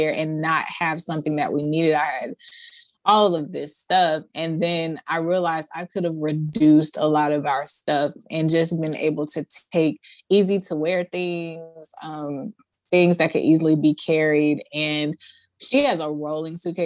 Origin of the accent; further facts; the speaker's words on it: Atlanta, Georgia, United States; I am from Atlanta, Georgia, the Georgia area